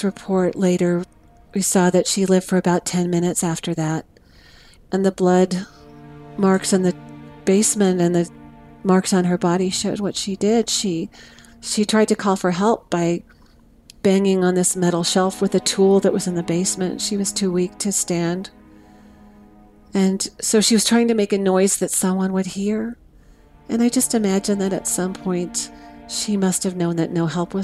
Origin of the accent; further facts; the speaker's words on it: Oklahoma City, Oklahoma, United States; now in Chicago, United States; I grew up in Oklahoma City with a mom and a dad and two sisters